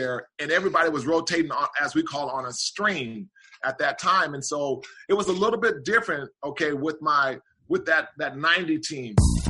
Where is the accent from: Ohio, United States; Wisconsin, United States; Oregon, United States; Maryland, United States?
Oregon, United States; Portland; moved away as an adult; growing up in Portland, Portland's a really small, and especially during my childhood days, a small town